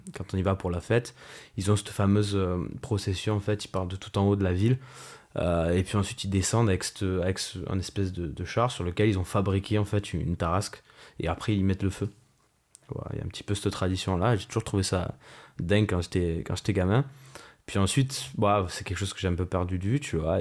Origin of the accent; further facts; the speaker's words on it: Marseille, Provence-Alpes-Côte d'Azur, France; now in Toulon, France; je viens, de, je de Marseille à la base et maintenant, maintenant je suis toulonnais